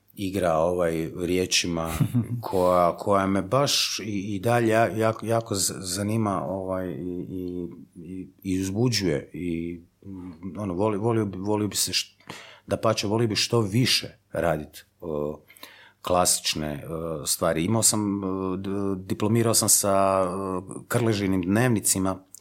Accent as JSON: {"language": "Croatian", "town": "Zagreb", "region": "City of Zagreb", "country": "Croatia", "said": "ja sam iz Zagreba."}